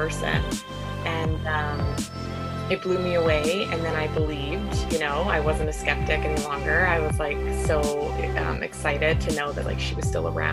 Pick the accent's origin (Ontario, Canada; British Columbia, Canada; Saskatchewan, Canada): British Columbia, Canada; Vancouver; I'm from Vancouver, BC